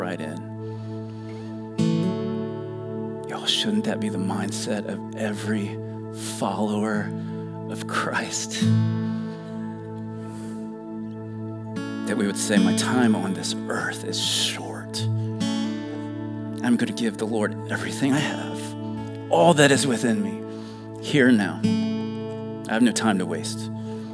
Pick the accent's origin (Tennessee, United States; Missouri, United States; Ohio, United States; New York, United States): Ohio, United States; Dayton; moved away as an adult; also born or lived in Elizabeth City, North Carolina / Virginia Beach, Virginia; I grew up in Dayton, Ohio, which is the home of Wright-Patterson Air Force Base